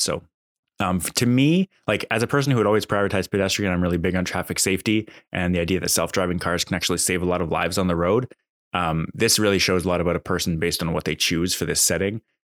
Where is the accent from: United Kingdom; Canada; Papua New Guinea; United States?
Canada; I'm Canadian